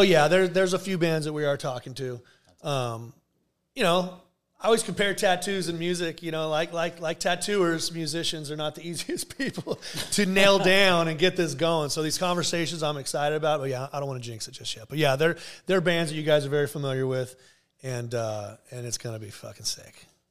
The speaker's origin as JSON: {"language": "English", "town": "Garden Grove", "region": "California", "country": "United States", "tie": "born or raised there", "said": "I'm born and raised in Garden Grove."}